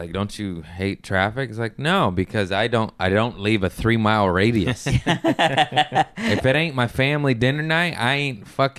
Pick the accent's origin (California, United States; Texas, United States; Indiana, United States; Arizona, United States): California, United States; Torrance; I grew up in Torrance. I got family in Lawndale.